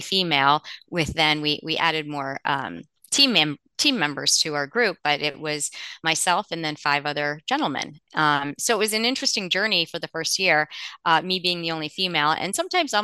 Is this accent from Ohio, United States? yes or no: yes; Cleveland, Ohio, United States; moved away as an adult; now in Cincinnati, United States; I grew up near Cleveland.